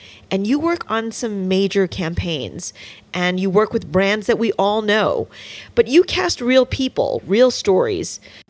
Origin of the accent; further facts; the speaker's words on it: suburbs of New York, United States; I grew up in the suburbs of New York, and I'm Asian American